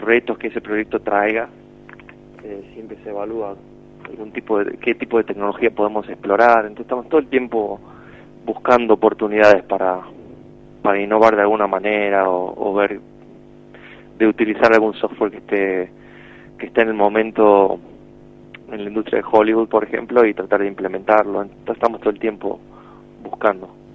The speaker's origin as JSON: {"language": "Spanish", "country": "Argentina", "moved": "yes", "said": "siendo de Argentina"}